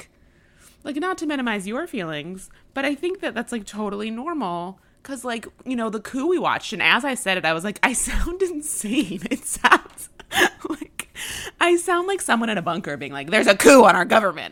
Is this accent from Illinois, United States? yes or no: yes; Chicago, Illinois, United States; as a Chicagoan